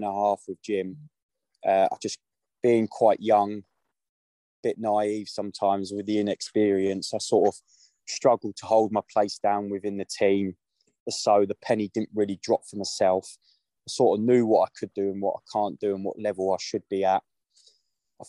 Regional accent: Ashford, South East England, United Kingdom; also born or lived in Maidstone; Kennington Juniors is a local team for me. I'm from Ashford. I'm an Ashford-based boy

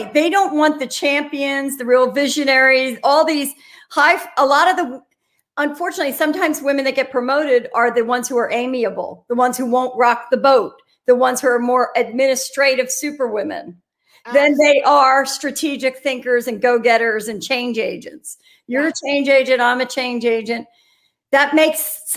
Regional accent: Philadelphia, Pennsylvania, United States; I'm from Philadelphia

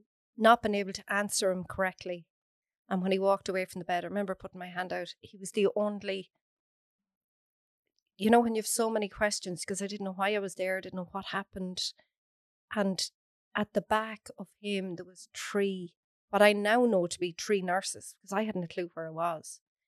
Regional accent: Athlone, Leinster, Ireland

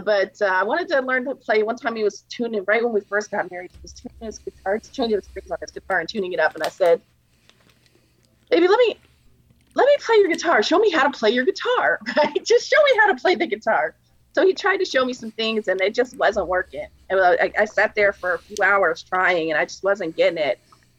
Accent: Texas, United States; also born or lived in New York / Louisiana / Arizona; So, yeah, I grew up, I was born in New York and was raised in Texas and Louisiana and a little bit in Arizona. My parents moved around a lot.

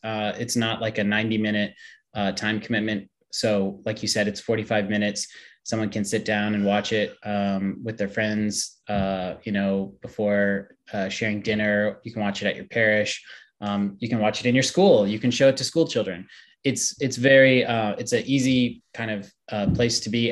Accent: Steubenville, Ohio, United States; I grew up in Steubenville in the shadow of the university.

